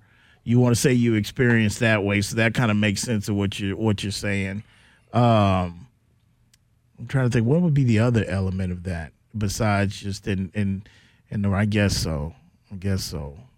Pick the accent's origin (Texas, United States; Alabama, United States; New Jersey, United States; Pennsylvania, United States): Texas, United States; San Antonio; I'm from San Antonio.